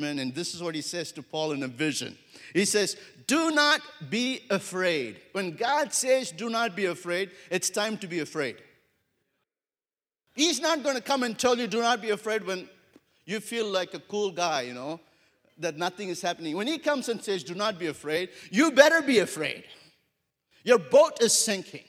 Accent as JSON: {"language": "English", "country": "India", "tie": "born or raised there", "also_born_or_lived": "Wyoming / Africa / America", "moved": "as an adult", "said": "I grew up in India for my first 22 years of my life. And I grew up in a city of 10 million people."}